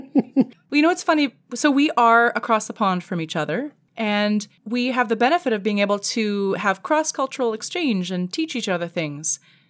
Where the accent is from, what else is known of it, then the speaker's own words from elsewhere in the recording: Canada; Okay, so listen, as the Canadian in the room, I need to ask